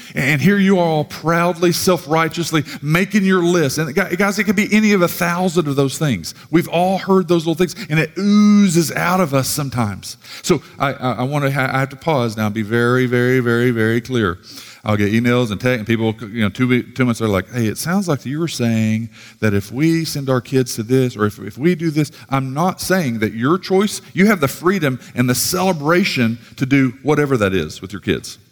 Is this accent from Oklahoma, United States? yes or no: yes; Sallisaw, Oklahoma, United States; moved away; from Salisaw, rough side of the tracks